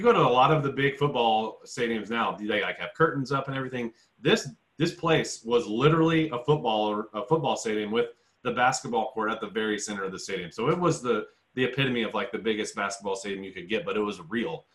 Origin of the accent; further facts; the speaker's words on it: Indianapolis, Indiana, United States; I'm from Indy